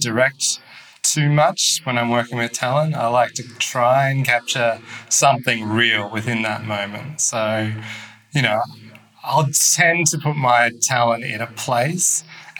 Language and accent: English; Melbourne, Victoria, Australia; moved away as an adult; also born or lived in Ho Chi Minh City, Vietnam; now in Hanoi, Vietnam; I'm from Melbourne, Australia